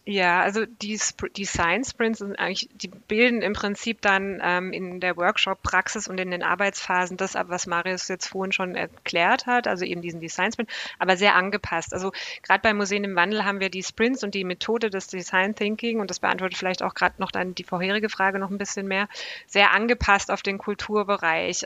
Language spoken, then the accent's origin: German; Black Forest, Baden-Württemberg, Germany; im tiefsten Schwarzwald, wo ich aufgewachsen bin